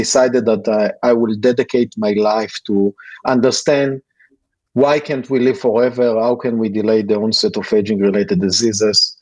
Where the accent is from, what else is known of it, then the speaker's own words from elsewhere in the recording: Northern Israel, Israel; I was born and raised in Israel, in the north of the country.